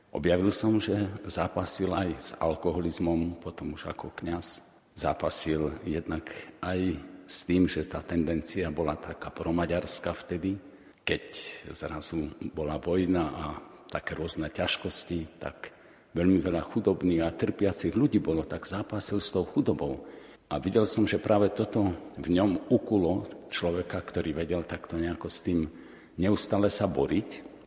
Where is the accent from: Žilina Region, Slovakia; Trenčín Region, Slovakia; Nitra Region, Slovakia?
Žilina Region, Slovakia; Orava; pochádzam z Oravy, takže mi to bolo dosť blízke